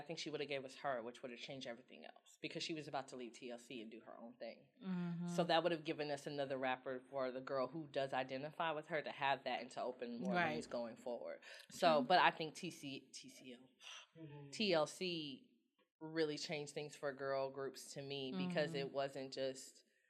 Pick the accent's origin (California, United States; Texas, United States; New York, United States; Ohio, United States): Texas, United States; Houston; I grew up in Houston. Of course I like hip-hop.